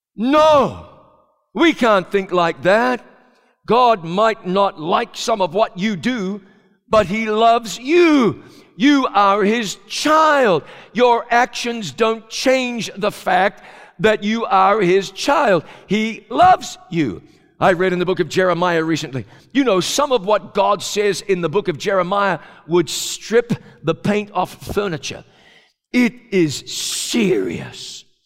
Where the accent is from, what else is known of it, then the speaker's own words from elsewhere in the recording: New Zealand; moved away; a kid growing up in New Zealand